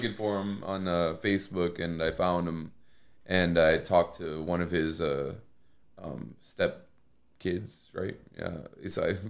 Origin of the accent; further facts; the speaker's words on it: Plymouth, Indiana, United States; I mean, I'm from Plymouth, you know, born and raised.